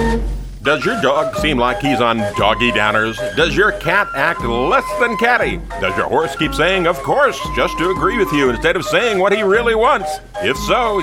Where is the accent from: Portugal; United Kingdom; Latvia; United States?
United States; Chico, California; I'm from Chico, California